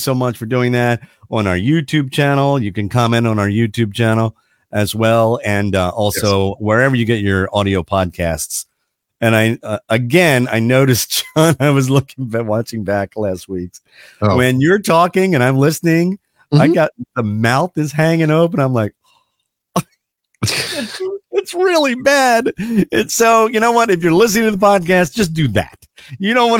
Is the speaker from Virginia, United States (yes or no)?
yes; Mechanicsville, Virginia, United States; moved away; I grew up outside Richmond, Virginia, in a town called Mechanicsville